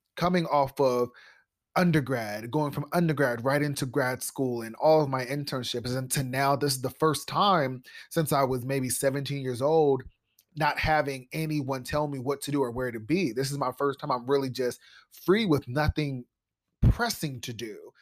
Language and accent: English; Columbus, Ohio, United States; I grew up in Columbus, Ohio with little resources and big dreams.